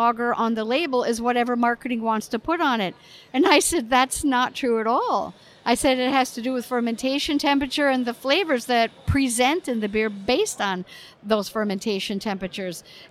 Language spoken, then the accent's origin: English; United States; as an American